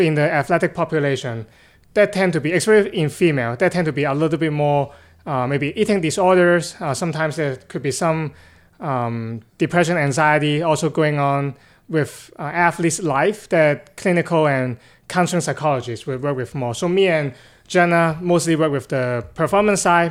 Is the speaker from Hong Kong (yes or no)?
yes; Hong Kong; moved away; I'm actually originally from Hong Kong, China